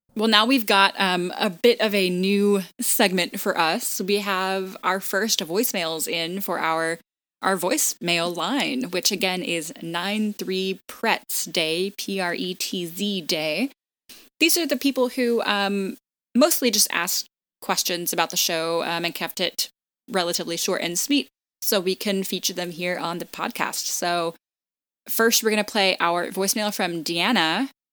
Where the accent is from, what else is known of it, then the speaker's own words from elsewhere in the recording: Texas, United States; now in New York, United States; I'm from Texas